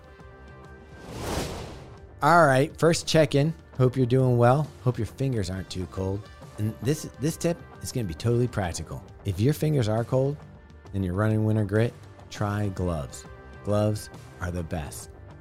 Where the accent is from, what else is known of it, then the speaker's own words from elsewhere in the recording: California, United States; now in Baltimore, United States; I grew up in California